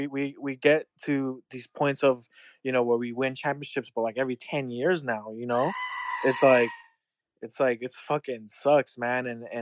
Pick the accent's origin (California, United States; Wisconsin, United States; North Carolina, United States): California, United States; Bay Area; I'm from the Bay Area.